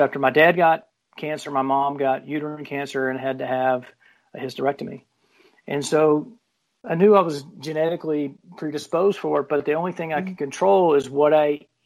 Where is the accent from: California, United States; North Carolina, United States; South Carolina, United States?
South Carolina, United States; moved away; I'm from South Carolina originally.